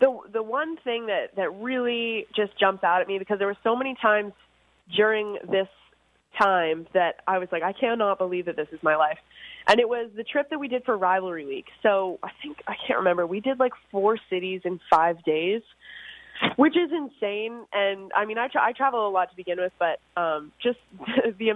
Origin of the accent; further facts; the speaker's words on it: Orono, Ontario, Canada; now in New York City, United States; I'm from Orno, Ontario. We had like 46 acres where I grew up